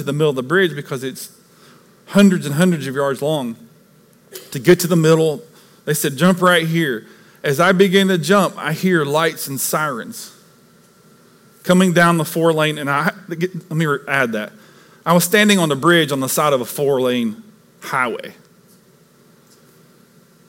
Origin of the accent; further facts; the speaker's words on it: East Tennessee, United States; moved away; where I grew up in East Tennessee, we had lakes all around us